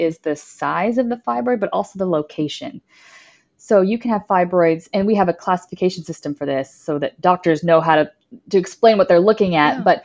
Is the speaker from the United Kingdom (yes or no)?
no; Dallas, Texas, United States; also born or lived in Austin, Texas; I am born and raised in Dallas, Texas